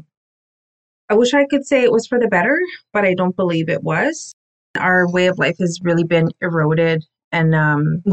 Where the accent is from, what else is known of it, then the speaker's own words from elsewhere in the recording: Cree Nation, Manitoba, Canada; I'm from the Musipaistic Cree Nation, and we are smack dab in the middle of Manitoba